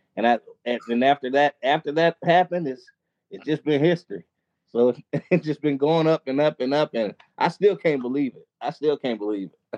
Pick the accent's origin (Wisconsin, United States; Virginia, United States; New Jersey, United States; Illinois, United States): Wisconsin, United States; Milwaukee; I actually live in Milwaukee, Wisconsin. Milwaukee, oh. Wisconsin. Born and raised in Milwaukee